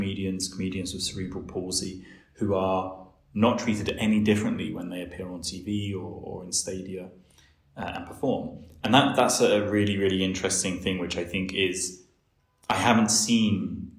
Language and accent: English; United Kingdom; now in Bulgaria; as someone from not even the outskirts, but like just outside of London, but sort of like connected, you know, we came into London sometimes.